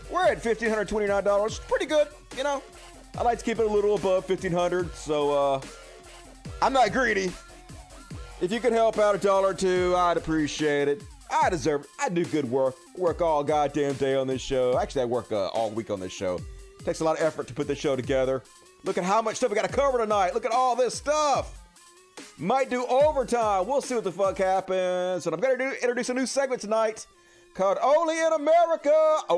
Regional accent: Long Island, New York, United States; I'm from Long Island.

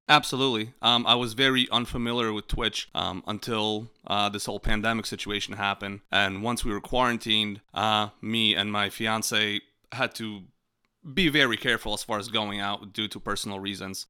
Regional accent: Poland; moved away; the farm I grew up in Poland

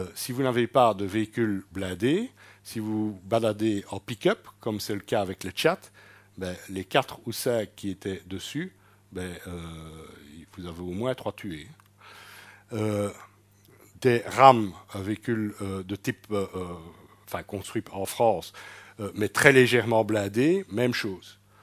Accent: Belgium; en tant que Belges

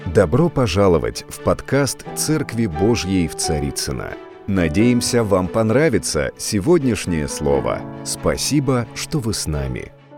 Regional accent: Siberia, Russia; moved away as an adult; now in Moscow, Russia; когда я э, жил еще в Сибири, я сам из Сибири

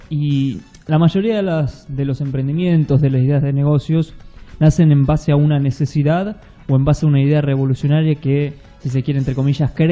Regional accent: Argentina; moved away as an adult; also born or lived in Madrid, Spain; soy argentino.

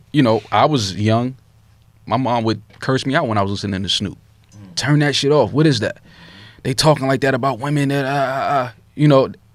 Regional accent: New York City, New York, United States

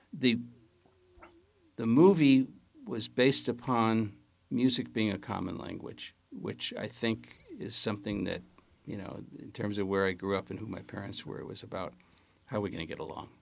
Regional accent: Chicago, Illinois, United States; I was born at Bethany Hospital on the west side of Chicago

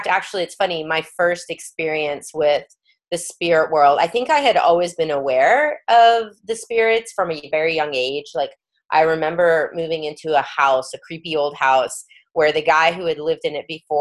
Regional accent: New York City, New York, United States; I grew up in New York

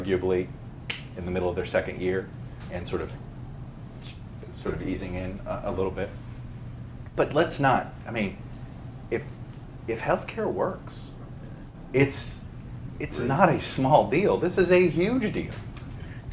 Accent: Miami, Florida, United States; I grew up in Miami

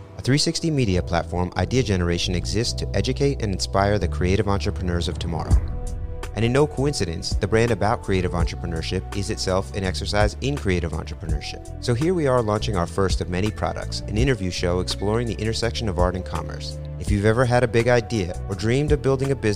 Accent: New York City, New York, United States; I grew up in New York City in the early 80s

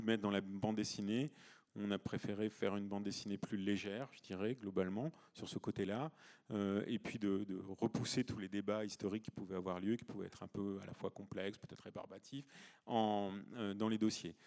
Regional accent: Provence-Alpes-Côte d'Azur, France; moi je viens de Provence

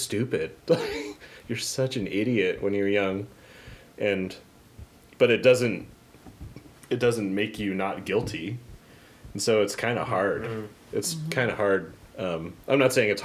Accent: Papillion, Nebraska, United States; It's my hometown

